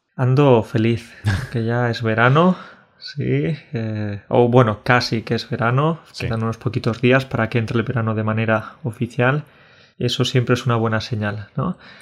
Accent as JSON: {"language": "Spanish", "town": "Burunchel", "region": "Andalusia", "country": "Spain", "tie": "born or raised there", "said": "La gente de mi pueblo, de Burunchel"}